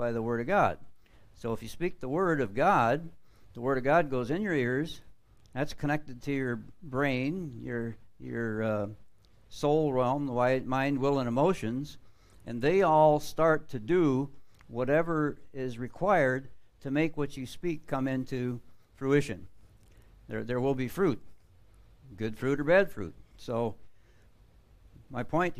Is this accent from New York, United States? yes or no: no; Florida, United States; I'm from Florida.